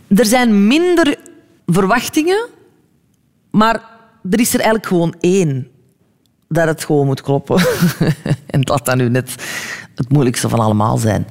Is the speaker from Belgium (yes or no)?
yes; Belgium; also born or lived in New York, United States; hier in België kan ik alles spelen